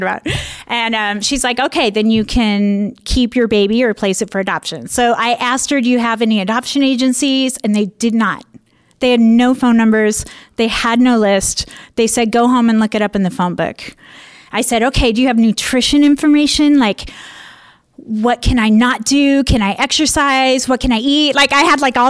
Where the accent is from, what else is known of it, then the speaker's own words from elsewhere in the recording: Spokane, Washington, United States; moved away as an adult; also born or lived in Chicago / San Francisco; I grew up in Spokane.